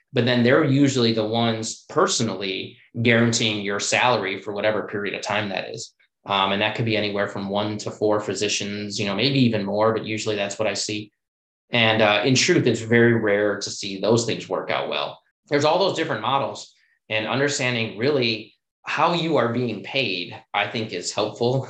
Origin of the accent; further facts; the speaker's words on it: Chicago, Illinois, United States; moved away as an adult; also born or lived in Washington, D.C.; I was born and raised in Chicago